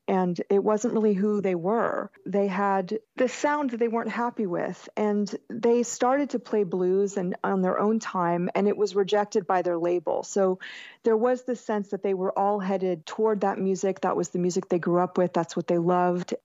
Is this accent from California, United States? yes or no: no; Jacksonville, Florida, United States; I grew up in Jacksonville, Florida, which is basically very southern still